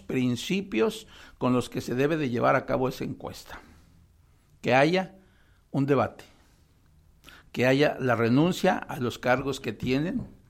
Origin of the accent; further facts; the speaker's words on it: Mexico; los ciudadanos mexicanos